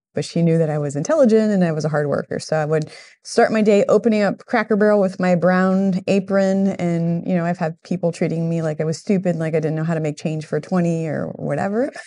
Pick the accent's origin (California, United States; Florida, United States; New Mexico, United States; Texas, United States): Florida, United States; Miami; moved away as an adult; now in Central Florida, United States; I grew up in Miami